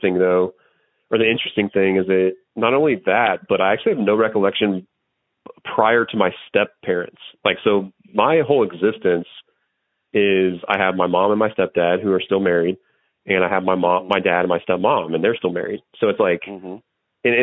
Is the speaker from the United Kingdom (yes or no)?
no; DeKalb, United States; I was born in 1988 in DeKalb